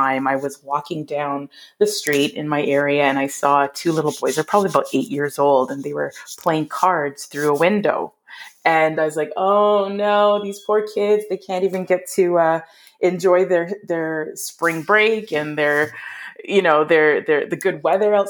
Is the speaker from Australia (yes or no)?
no; Canada; also born or lived in Toronto, Ontario; I am a Canadian children's author based out of Ontario or Toronto